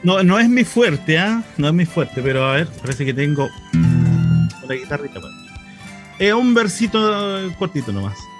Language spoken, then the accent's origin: Spanish; Chile; nosotros como identidad chilena